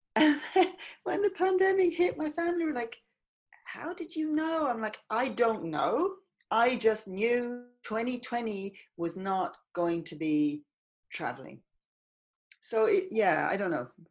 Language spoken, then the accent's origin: English; Ireland; now in London, United Kingdom; I grew up in Ireland in the countryside.